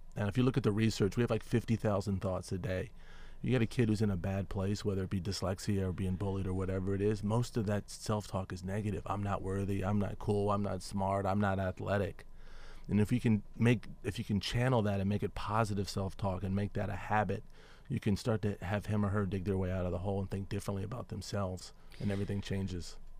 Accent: Washington, District of Columbia, United States; I grew up in Washington, D C

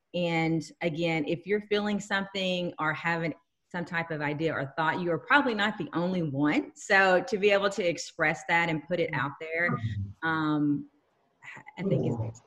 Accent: Texas, United States; now in Minnesota, United States; oh honey texas

